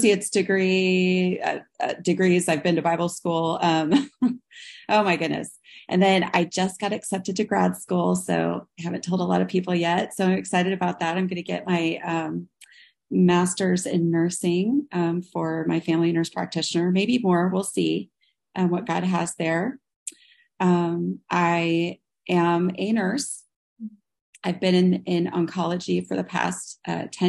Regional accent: Kansas City, United States; I'm from Kansas City

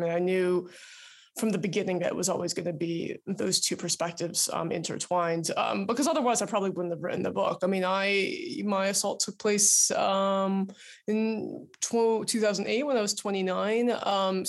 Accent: New York, United States; So I grew up outside of New York, and Los Angeles is where my parents now live

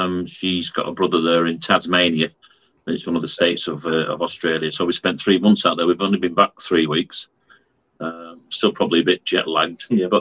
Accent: Fleetwood, North West England, United Kingdom; We're from Fleetwood in Lancashire. It's a county which is up north.

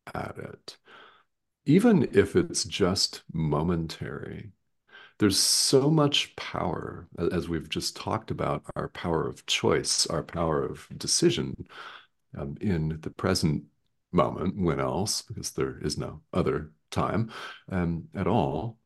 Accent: Arizona, United States; I'm from Arizona in the United States

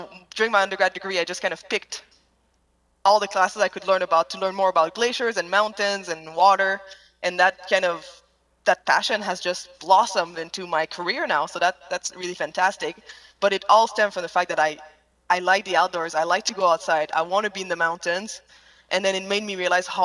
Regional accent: Quebec, Canada; English is a second language; moved away as an adult; also born or lived in Canadian Rockies; I grew up in Quebec.

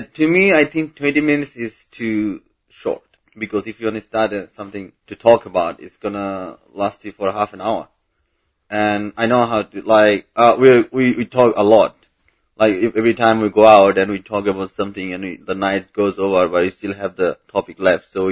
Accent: Bangladesh; English is a second language; moved away; I'm from Bangladesh

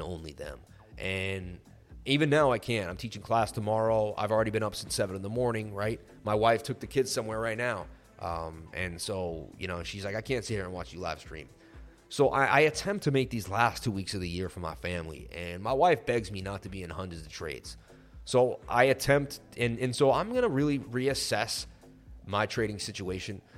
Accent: Martha's Vineyard, Massachusetts, United States; I grew up in Martha's Vineyard.

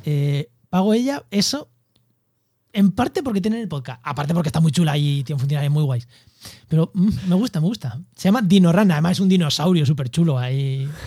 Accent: Castilla-La Mancha, Spain; now in Cádiz, Spain; yo soy manchego viviendo en Cádiz

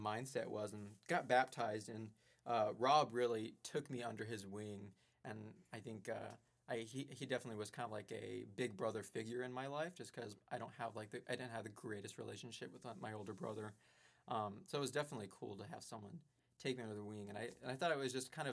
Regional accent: Colorado, United States; moved away as an adult; now in Chicago, United States; I'm from Colorado

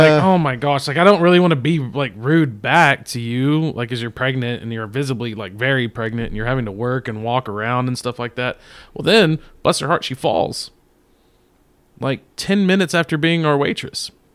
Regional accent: Texas, United States; we're from Texas

